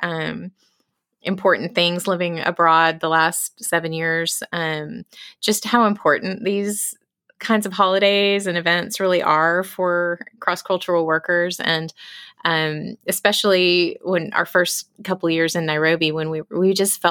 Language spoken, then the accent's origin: English; Austin, Texas, United States; moved away as an adult; also born or lived in Germany; now in London, United Kingdom; Growing up in Texas my whole life